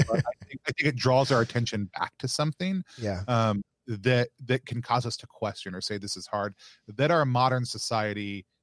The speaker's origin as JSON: {"language": "English", "town": "Dallas", "region": "Texas", "country": "United States", "tie": "born or raised there", "said": "I grew up in Dallas, right? I grew up in North Dallas."}